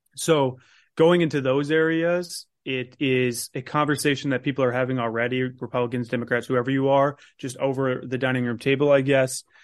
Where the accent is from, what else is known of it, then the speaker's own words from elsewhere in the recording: Carmel, Indiana, United States; I'm actually from Carmel myself, so that's my mayor